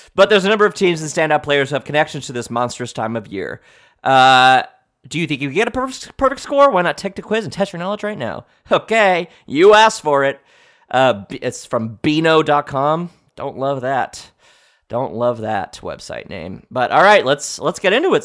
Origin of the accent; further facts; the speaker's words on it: United States; I'm an American patriot